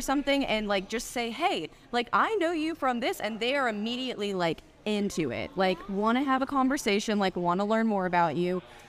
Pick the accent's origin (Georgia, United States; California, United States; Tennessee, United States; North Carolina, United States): Tennessee, United States; Germantown; now in Memphis, United States; I grew up in Germantown.